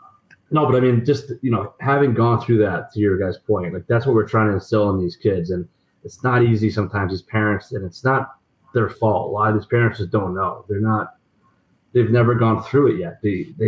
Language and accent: English; Des Moines, Iowa, United States; I remember at BC. I mean, I came in from Des Moines, had a pretty good year.